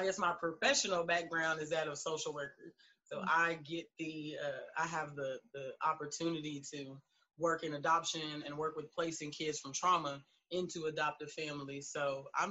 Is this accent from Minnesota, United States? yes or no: no; Fort Worth, Texas, United States; I'm from Funkytown, Fort Worth, Texas.